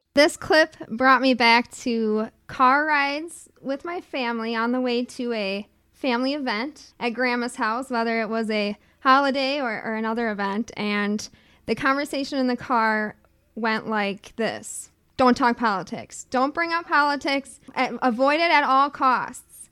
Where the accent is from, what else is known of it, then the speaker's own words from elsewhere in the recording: Chippewa Falls, Wisconsin, United States; now in Madison, United States; I was born and raised, um, in northern central Wisconsin